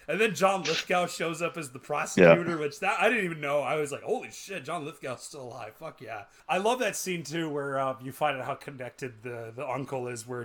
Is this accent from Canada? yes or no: yes; Canada